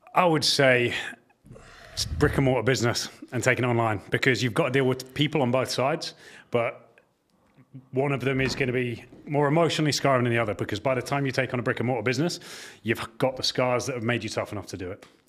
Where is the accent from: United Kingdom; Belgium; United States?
United Kingdom; York, Devon, England; I grew up in York the earlier years of my life, down to Devon in the, the kind of second half of my childhood